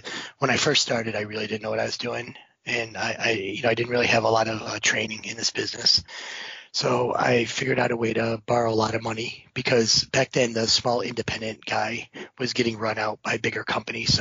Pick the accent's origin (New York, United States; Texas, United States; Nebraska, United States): New York, United States; Owego; I'm from born and raised in Owego, New York, which is pretty close to university